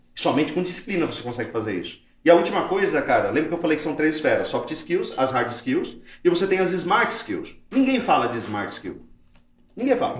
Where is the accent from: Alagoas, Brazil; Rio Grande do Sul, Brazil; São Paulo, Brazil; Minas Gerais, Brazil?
São Paulo, Brazil; Mauá; a gente veio de Mauá, da periferia de Mauá